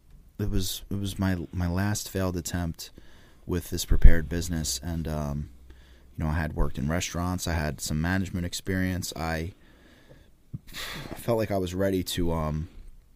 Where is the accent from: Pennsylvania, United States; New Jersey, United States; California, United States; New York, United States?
New Jersey, United States; Laurence Harbor; also born or lived in Old Bridge, New Jersey; where I grew up, and, you know, I'm from the Jersey Shore